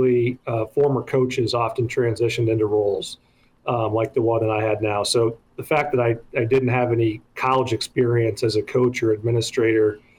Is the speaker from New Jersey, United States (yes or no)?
no; Lincoln, Nebraska, United States; moved away as an adult; also born or lived in Waverly, Nebraska / Omaha / New York City; communities like the one I grew up in Lincoln